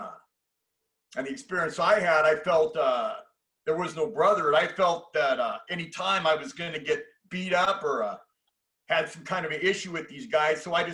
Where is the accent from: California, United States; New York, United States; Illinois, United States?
California, United States; San Diego; The area that I grew up in San Diego was upper class, high upper class.